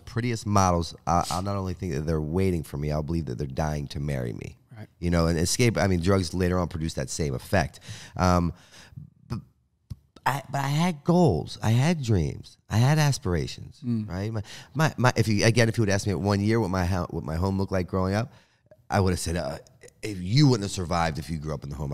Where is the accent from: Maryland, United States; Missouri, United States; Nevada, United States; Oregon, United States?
Maryland, United States; Baltimore; moved away as an adult; also born or lived in Pennsylvania; I was a guy from Baltimore who was homeless